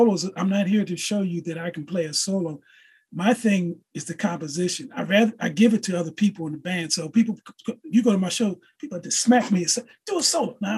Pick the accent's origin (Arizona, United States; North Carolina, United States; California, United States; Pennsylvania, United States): Pennsylvania, United States; Philadelphia; I grew up in West Philly